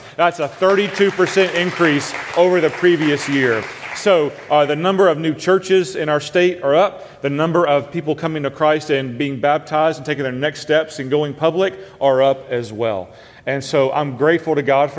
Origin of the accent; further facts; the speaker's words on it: Memphis, Tennessee, United States; moved away as an adult; now in Delaware, United States; I grew up in Memphis, Tennessee